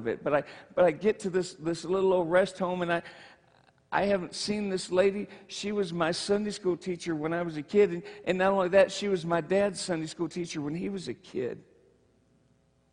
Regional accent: Michigan, United States; moved away; I'm from Michigan

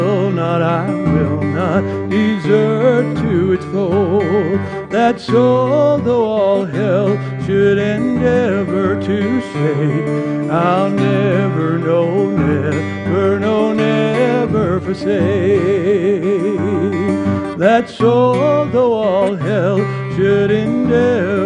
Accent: United States; I'm an American Protestant

